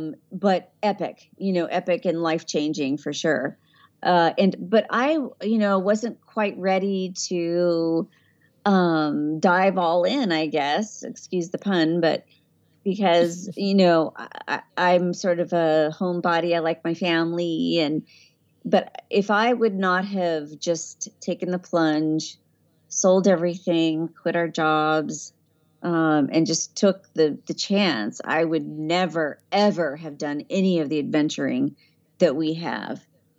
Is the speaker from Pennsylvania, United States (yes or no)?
no; San Diego, California, United States; You know, I don't know, because I grew up in San Diego.